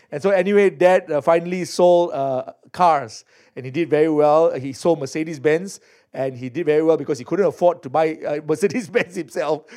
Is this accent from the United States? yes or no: no; Singapore; I was born in Singapore, as some of you heard. So I'm Singaporean by birth.